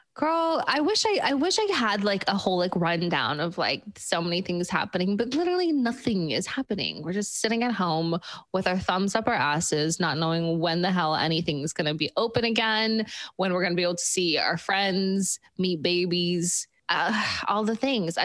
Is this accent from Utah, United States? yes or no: yes; Park City, Utah, United States; moved away; I'm from Park City